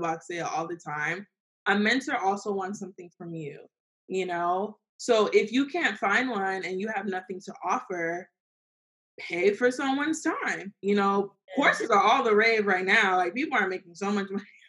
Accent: Fort Lauderdale, Florida, United States; Fort Lauderdale

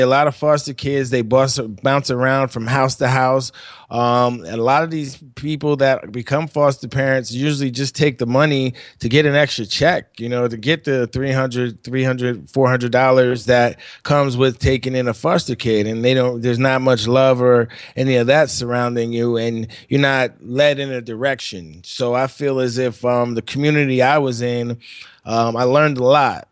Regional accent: New York, United States; I'm from New York.

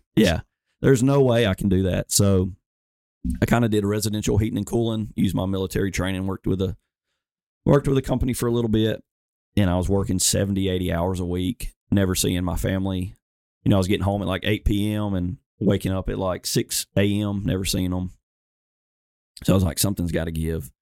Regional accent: Alabama, United States; I'm from Alabama

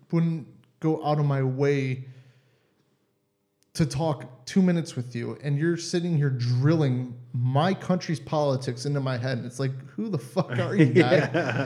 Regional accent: Cleveland, Ohio, United States; moved away as an adult; now in Germany; I'm from Ohio, Cleveland area

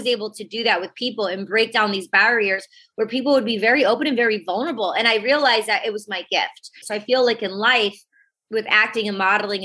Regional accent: outside of Detroit, Michigan, United States; moved away; also born or lived in California / New York City; I was raised in Michigan, outside of Detroit.

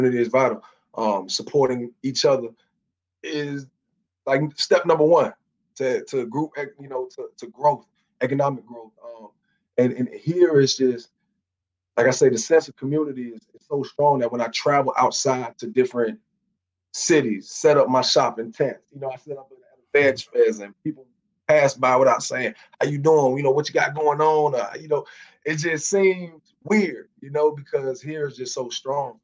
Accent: South Florida, United States; moved away as an adult; also born or lived in Baltimore / Laurel, Maryland; now in Atlanta, United States; I'm being from South Florida

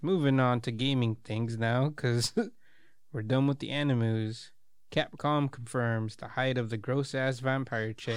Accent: United States

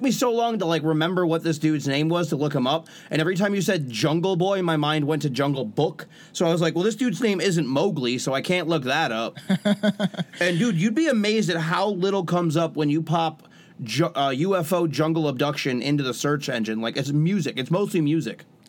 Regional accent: United States; accent: American; I speak American.

